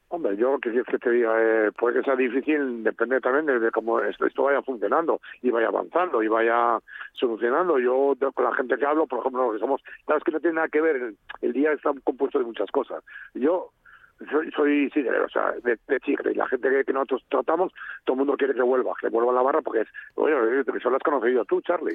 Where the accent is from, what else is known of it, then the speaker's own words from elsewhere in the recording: Spain; somos españoles